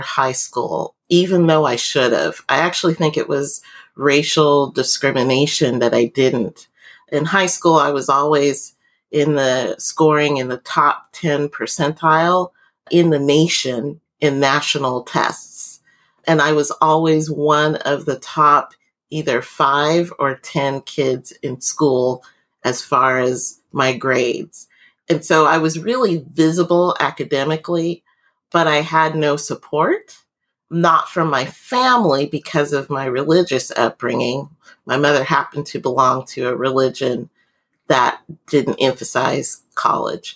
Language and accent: English; Vancouver, Washington, United States; moved away as an adult; also born or lived in Anchorage, Alaska / Mobile, Alabama / United Kingdom; I grew up in Vancouver, Washington, which is really close to Portland, Oregon.